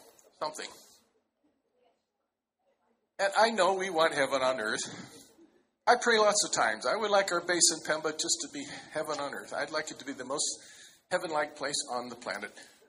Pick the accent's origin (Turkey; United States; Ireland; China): China; born there; You look very Chinese. I was born in China.